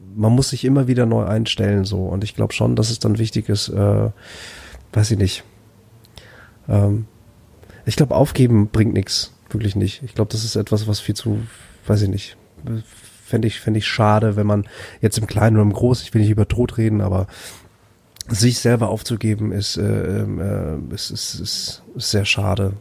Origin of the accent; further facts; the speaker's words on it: Bad Oeynhausen, North Rhine-Westphalia, Germany; also born or lived in Flensburg; ich bin in Flensburg geboren und dann in Bad Oeynhausen groß geworden